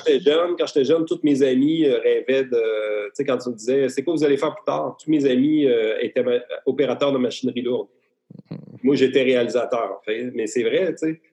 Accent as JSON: {"language": "French", "area": "Beauce", "region": "Quebec", "country": "Canada", "said": "je viens de la Bosse"}